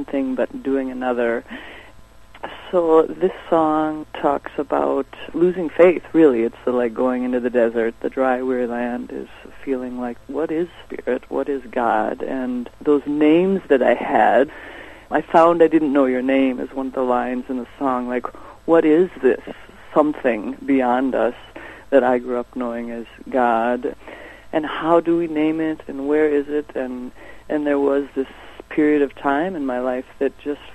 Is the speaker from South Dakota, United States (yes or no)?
yes; Sioux Falls, South Dakota, United States; South Dakota, where I was born and come from, Sioux Falls, South Dakota.